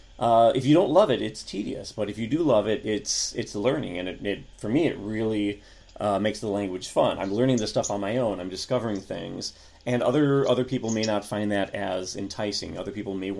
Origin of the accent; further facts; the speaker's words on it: United States; I'm an American who actually bothers to study other languages